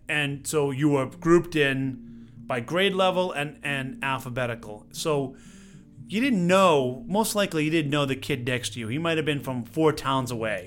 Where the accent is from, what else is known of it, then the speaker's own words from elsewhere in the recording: Stoneham, Massachusetts, United States; moved away; I grew up, uh, in a little town, Stoneham, Massachusetts